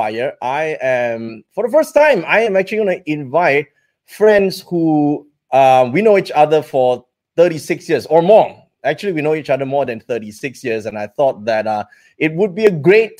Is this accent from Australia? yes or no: no; Malaysia; we grew up here in Malaysia